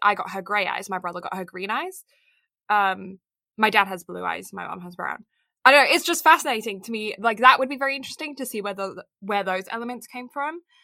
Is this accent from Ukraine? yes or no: no; Kent, South East England, United Kingdom; I am a maid of Kent.